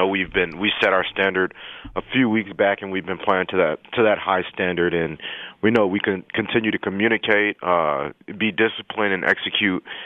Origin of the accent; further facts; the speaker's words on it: El Paso, Texas, United States; moved away; I'm from El Paso, Texas, so I had a lot of family and friends and college teammates there as well